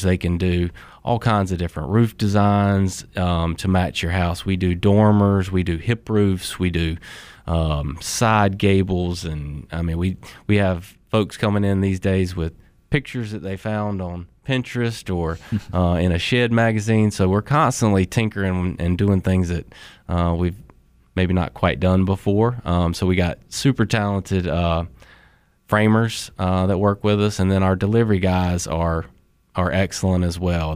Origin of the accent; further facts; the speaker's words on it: Sanford, North Carolina, United States; also born or lived in Colorado; originally I'm from Sanford